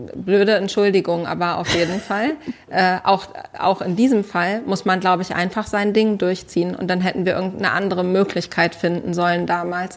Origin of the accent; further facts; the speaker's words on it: Berlin, Germany; ich komme aus Berlin